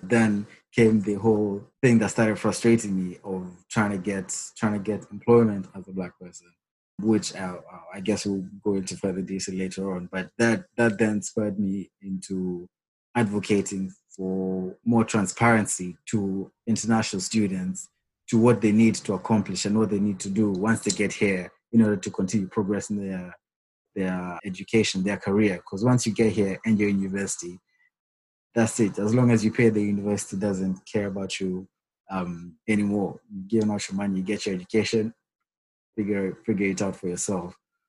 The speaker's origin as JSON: {"language": "English", "country": "Kenya", "tie": "born or raised there", "also_born_or_lived": "Rwanda", "moved": "as an adult", "lives_now": "United Kingdom", "said": "I'm from Kenya. I was born and raised there"}